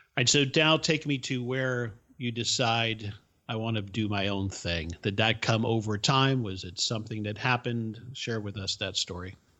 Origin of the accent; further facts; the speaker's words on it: Miami, Florida, United States; English is a second language; I didn't speak English until I started school, but I grew up in the bubble that was the subculture of Miami.